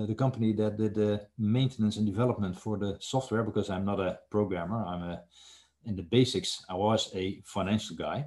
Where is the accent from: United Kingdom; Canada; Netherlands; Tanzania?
Netherlands; I am from the Netherlands, so it's the other side of the ocean